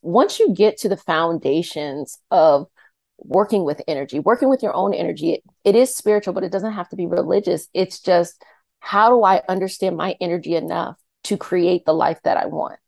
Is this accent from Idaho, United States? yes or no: no; Arlington, Virginia, United States; I'm from Arlington, Virginia